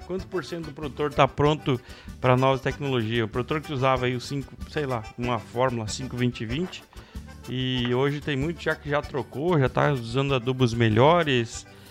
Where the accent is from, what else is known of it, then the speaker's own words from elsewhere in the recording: Alpestre, Rio Grande do Sul, Brazil; Eu, eu que nasci lá em Alpestre